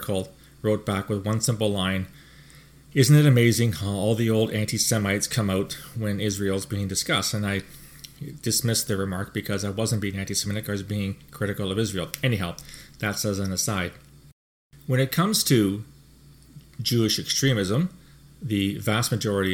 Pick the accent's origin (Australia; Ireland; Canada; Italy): Canada; Speaking as a Canadian